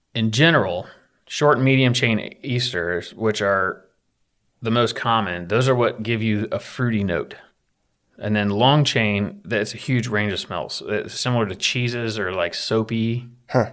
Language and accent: English; Appalachia, United States; I'm from Appalachia